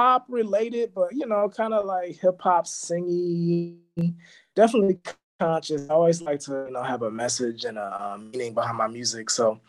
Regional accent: Los Angeles, California, United States; also born or lived in Berkeley; I'm from here. I'm from Los Angeles, born and raised. Grew up, you know, with my parents on my block, which was like a, you know, kind of like Maywood in the hood. Like it was like small town

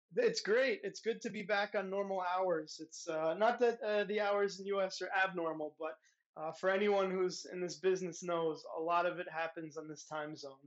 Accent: United States; now in Europe; I'm an American

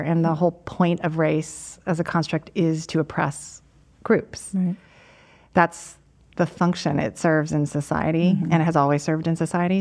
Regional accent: United States; I'm Chinese American, my parents are immigrants

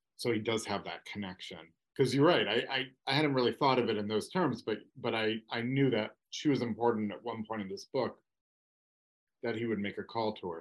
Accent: Massachusetts, United States; I grew up in Massachusetts

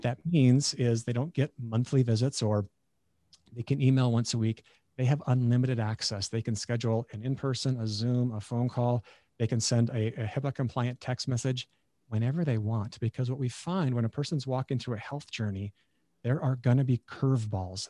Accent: Beulah, North Dakota, United States; moved away as an adult; also born or lived in Nebraska; being a North Dakotan

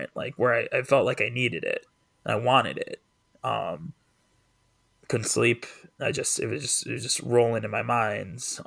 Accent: East Hartford, Connecticut, United States; moved away; I just left my hometown of East Hartford

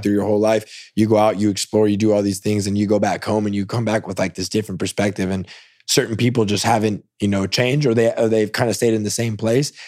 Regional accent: Salinas, California, United States; moved away as an adult; also born or lived in East Tennessee; now in Austin, United States; I grew up in Salinas. It's a huge agriculture city

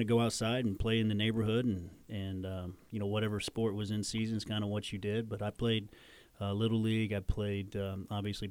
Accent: Jasper, Indiana, United States; growing up in Jasper, I was an hour and a half from Bloomington

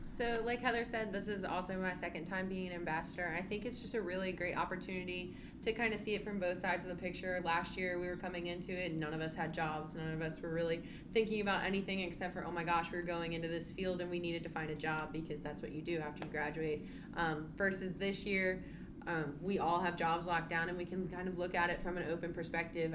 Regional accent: Scottsville, Virginia, United States; I am from Scottsville, Virginia

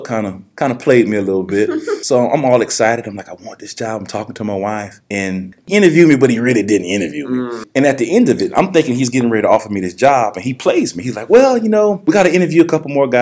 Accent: New Orleans, Louisiana, United States; also born or lived in Auburn, Alabama; now in Mississippi, United States; I'm originally from New Orleans

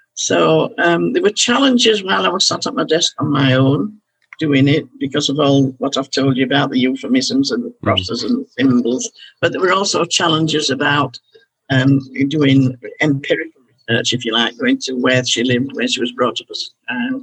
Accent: Halifax, Yorkshire and the Humber, United Kingdom; the town I'd been born and brought up in Halifax

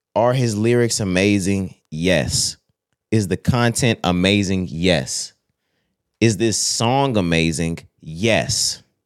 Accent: Texas, United States; We're from Texas

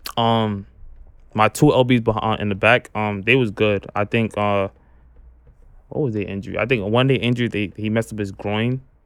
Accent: New York City, New York, United States; I'm from Brooklyn, New York. I live in Canarsie

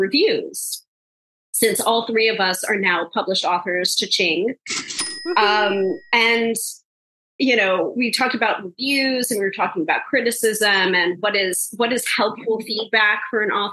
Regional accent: New York, United States; the New Yorker

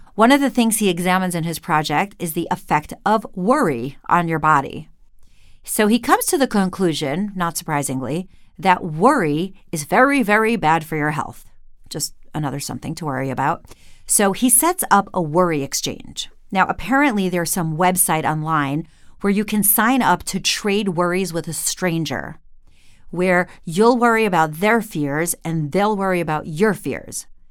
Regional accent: Cleveland, Ohio, United States; Here in my hometown of Cleveland

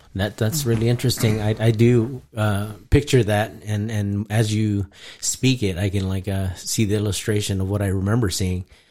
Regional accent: Guam; moved away; also born or lived in Philippines; that's actually where I was conceived and raised

